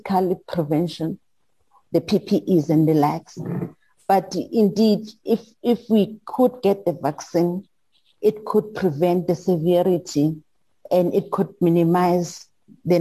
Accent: South Africa; I'm from South Africa

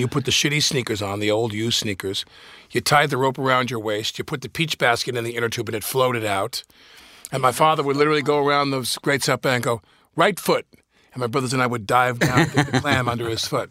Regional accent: Massapequa, New York, United States; I grew up with Pat in Nassau Shores of Massapequa

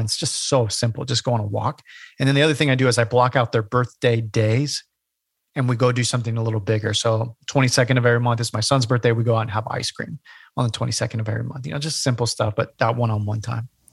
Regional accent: Bay Area, California, United States; moved away as an adult; also born or lived in Portland, Oregon; now in Hilton Head, United States; I grew up in California, the Bay Area

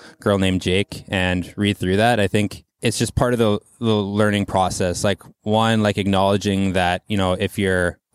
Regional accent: Quesnel, British Columbia, Canada; now in Vancouver, Canada; Barkerville Brewing from my hometown

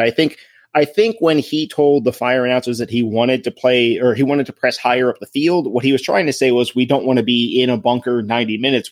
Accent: Crofton, United States; my hometown, Crofton

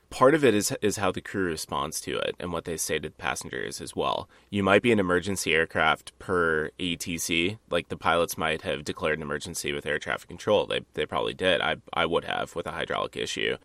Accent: Dubuque, Iowa, United States; you went to Dubuque, my hometown.

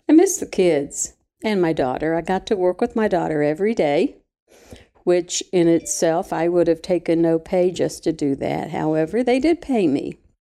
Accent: Mabscott, West Virginia, United States; moved away; I'm from Mabscot, West Virginia

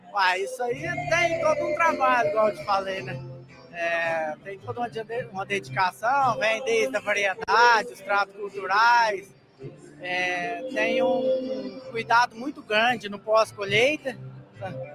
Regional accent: Nova Resende, Minas Gerais, Brazil; eu sou de Nova Resende

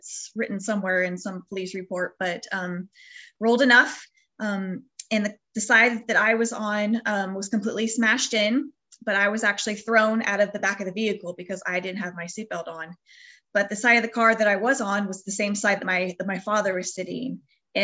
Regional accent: Northern California, United States; We're from the Northern California area.

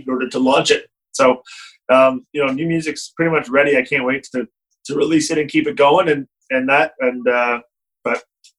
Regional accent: Canada; as a Canadian

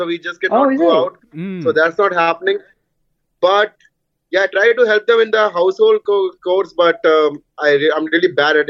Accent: Bhopal, Madhya Pradesh, India; moved away; it's my hometown. My parents live here.

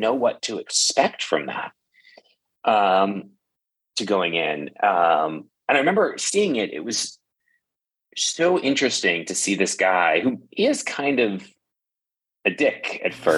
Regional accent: outside New York City, United States; I grew up outside New York City

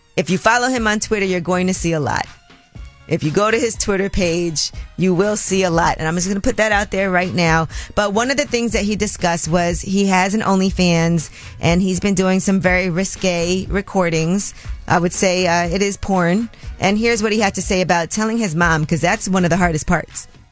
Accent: New York City, New York, United States; a young girl growing up in Brooklyn

